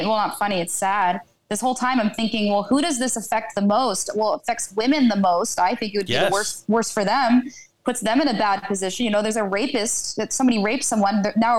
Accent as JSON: {"language": "English", "town": "Philadelphia", "region": "Pennsylvania", "country": "United States", "said": "I'm from Philly, or outside of Philly, really."}